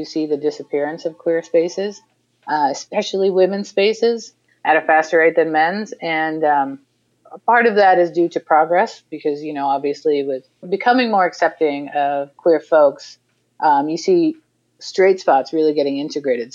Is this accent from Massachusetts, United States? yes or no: yes; Massachusetts, United States; moved away as an adult; also born or lived in Brooklyn, New York; I'm originally from the East Coast, from Massachusetts